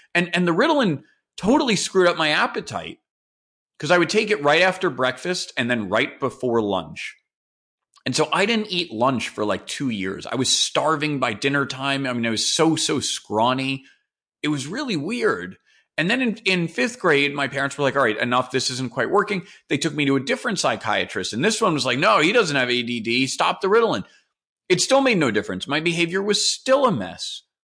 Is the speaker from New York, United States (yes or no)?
yes; New York City, New York, United States; I live in New York City. I've lived here my entire life, I guess, other than when I went away for school. But when I grew up in New York in the nineteen eighties